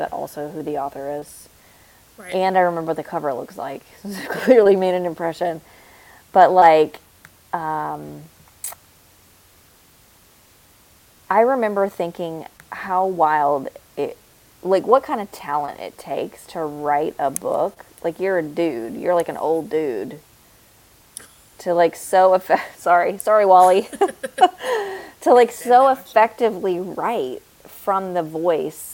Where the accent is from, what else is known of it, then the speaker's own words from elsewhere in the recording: Tennessee, United States; we're from Tennessee